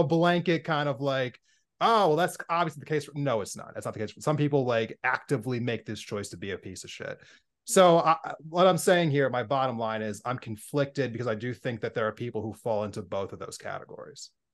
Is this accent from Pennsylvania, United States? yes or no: yes; Pennsylvania, United States; now in Montana, United States; growing up in Pennsylvania before I moved to Montana